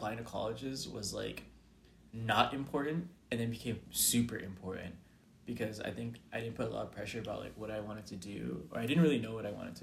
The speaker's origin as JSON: {"language": "English", "town": "Atlanta", "region": "Georgia", "country": "United States", "moved": "as an adult", "lives_now": "Houston, United States", "said": "I'm from Atlanta, Georgia, and I'm a junior at Rice"}